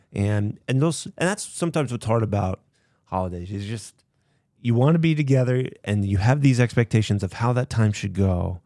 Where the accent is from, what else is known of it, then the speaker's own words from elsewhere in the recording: Kansas, United States; I grew up in Kansas